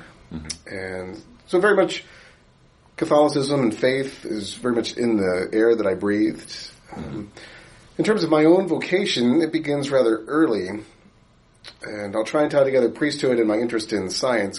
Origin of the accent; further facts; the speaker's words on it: Baltimore, Maryland, United States; moved away; I grew up in Baltimore, Maryland